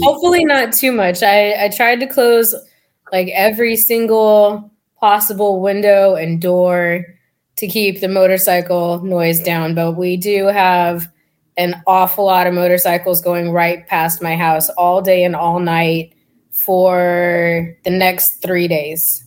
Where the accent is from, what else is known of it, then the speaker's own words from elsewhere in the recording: Fremont, California, United States; also born or lived in San Diego; I grew up in the Bay Area, uh, right outside of San Francisco and Fremont